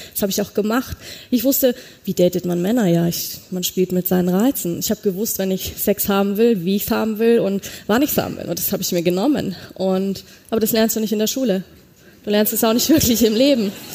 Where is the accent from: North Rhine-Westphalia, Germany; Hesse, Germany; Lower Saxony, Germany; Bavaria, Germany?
Bavaria, Germany; a small village near Munich; als ich aufgewachsen bin, hinter München, kleines Dorf, bei uns in Bayern